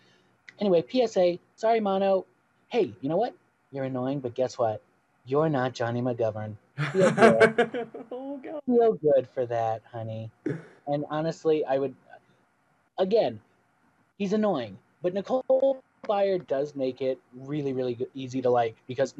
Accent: Florida, United States; moved away; I came from Florida, so I'm coming from like 70-degree winters.

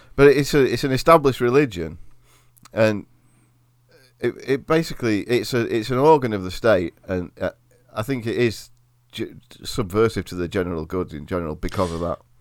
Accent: Derbyshire, East Midlands, United Kingdom; accent: Derbyshire; my accent's not that far fr-, removed from a Derbyshire accent

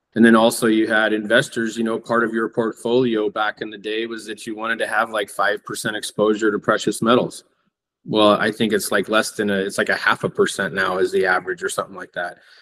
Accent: Coeur d'Alene, Idaho, United States; when I grew up here in Coeur d'Alene

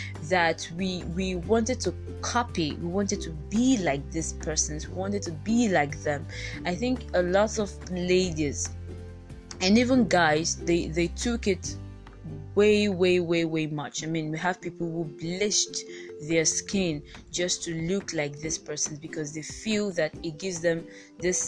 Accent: Nigeria; being a Nigerian

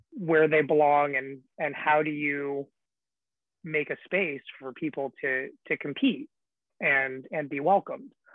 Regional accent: the Bay Area, California, United States; I'm from the Bay Area

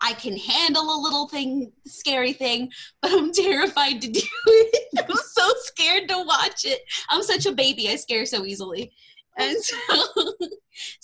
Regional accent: Texas, United States; accent: Southern; I'm from Texas

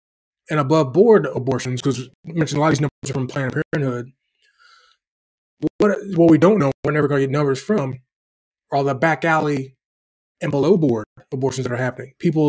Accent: Illinois, United States; We're from Illinois. We love Chicago. We love being from there.

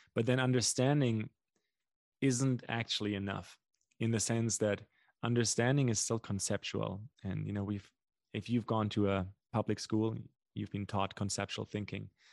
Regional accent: Germany; English is a second language; moved away as an adult; also born or lived in North America; now in Brazil; my, my German ears

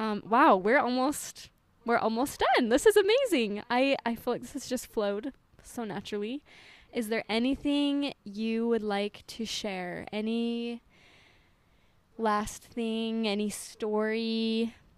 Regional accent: Utah, United States; moved away; I'm from Utah

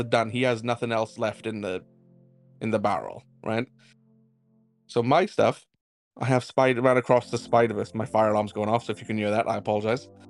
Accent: Wales, United Kingdom; I'm Welsh

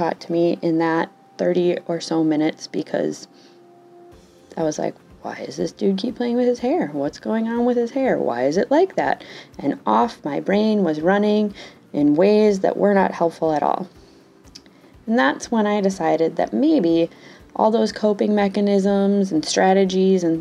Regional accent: Wisconsin, United States; accent: Wisconsin; I'm from Wisconsin. I have grown up here my entire life. And most recently, I was informed that I have an amazing Wisconsin accent

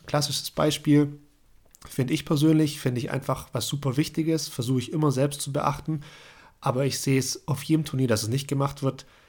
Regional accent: Germany; bei uns in Deutschland

